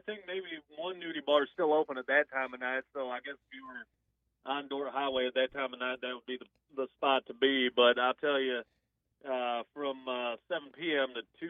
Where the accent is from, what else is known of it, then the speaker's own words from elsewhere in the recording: Michigan, United States; I'm born here in Michigan. I'm a, you know, Michigan guy